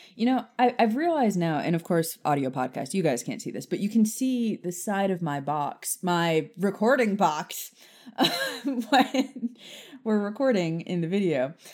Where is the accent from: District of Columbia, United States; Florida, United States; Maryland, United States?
Florida, United States; Key West; now in Nashville, United States; I grew up in Key West